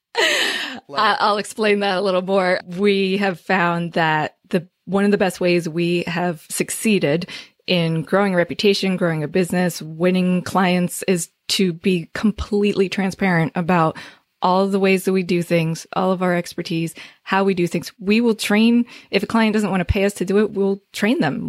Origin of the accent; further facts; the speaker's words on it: Northern New Jersey, United States; I'm from New Jersey